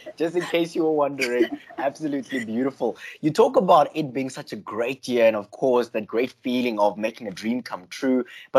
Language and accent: English; South Africa; And trust me, for us as South African hockey lovers, we're just hoping that the tournament goes ahead.